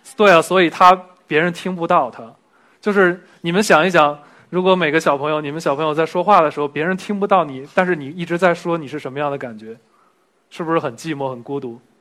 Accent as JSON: {"language": "Chinese", "region": "Beijing", "country": "China", "tie": "born or raised there", "said": "我小时候就混在这一片儿了。 我是幺零幺上学的，上了六年学的中学。 然后从小就在这一片混迹，今天回到这边还挺开心的"}